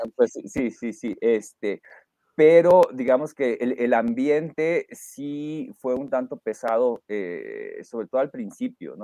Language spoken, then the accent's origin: Spanish; Reynosa, Tamaulipas, Mexico; also born or lived in Mexico City; yo nací en la Ciudad de México, pero me crié en Reynosa. Eh, Tamaulipas